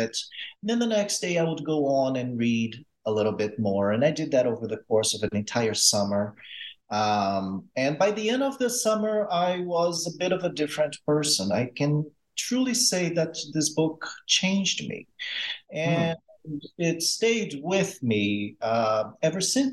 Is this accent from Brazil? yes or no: yes; Brazil; moved away as an adult; now in United States; I grew up in Brazil. I grew up moving around a lot